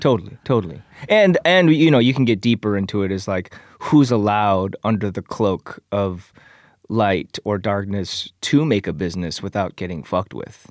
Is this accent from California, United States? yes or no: no; Michigan, United States; moved away as an adult; also born or lived in Korea / Canada / Chicago; now in Los Angeles, United States; I was four, uh, and then I grew up in Michigan until I moved to Chicago after college